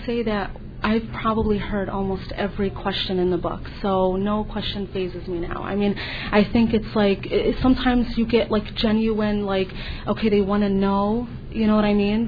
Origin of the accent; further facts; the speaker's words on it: United States; I was born and raised here. I'm just an American, just like anybody else